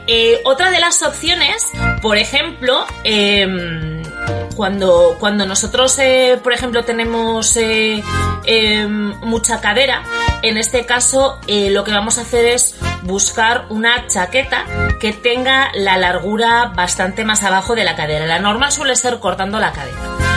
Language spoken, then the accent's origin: Spanish; Bilbao, Basque Country, Spain; now in Port Charlotte, United States; yo soy de Bilbao